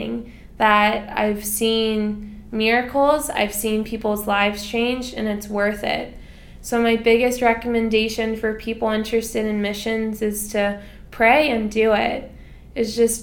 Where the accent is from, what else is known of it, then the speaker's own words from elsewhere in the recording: United States; moved away as an adult; now in Philippines; born and raised in America